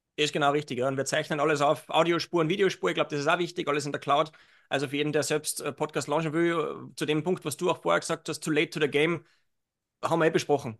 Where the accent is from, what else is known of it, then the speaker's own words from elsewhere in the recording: Salzburg, Austria; Jetzt bin ich aus Salzburg